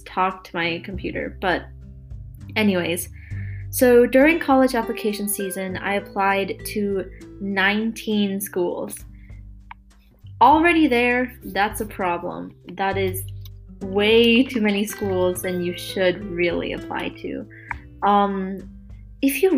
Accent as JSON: {"language": "English", "region": "Maryland", "country": "United States", "said": "I'm from Maryland, but I'll be moving to Pittsburgh soon to go to school at Carnegie Mellon University"}